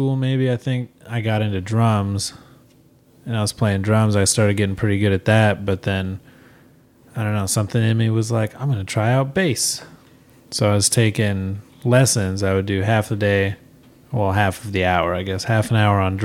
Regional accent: Grand Island, Nebraska, United States; moved away as an adult; now in Omaha, United States; I moved out to Omaha from Grand Island shortly after high school

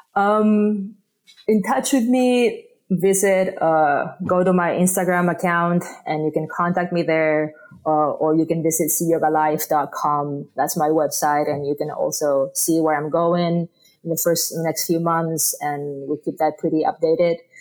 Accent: Spain; first language Spanish; English is a second language; moved away as an adult; now in United States; I was born in Spain, and I moved to the States, you know, 20 something years ago

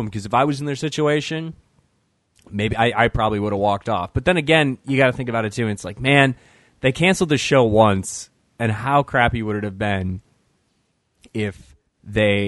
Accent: Michigan, United States; also born or lived in Grand Rapids, Michigan; I grew up in Michigan, I lived on the west side of the state for a long time

